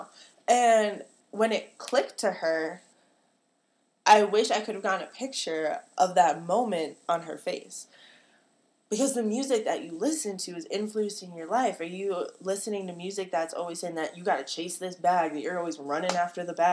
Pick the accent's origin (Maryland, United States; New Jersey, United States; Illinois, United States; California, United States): Illinois, United States; Chicagoland area; I come from the Chicagoland area. I'm the hometown that I'm from is real cornfield